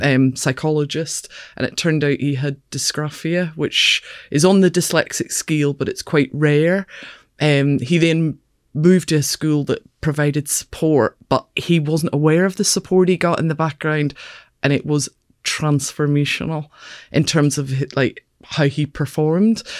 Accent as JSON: {"language": "English", "town": "Belfast", "region": "Northern Ireland", "country": "United Kingdom", "tie": "born or raised there", "moved": "as an adult", "lives_now": "Edinburgh, United Kingdom", "said": "I grew up in Belfast"}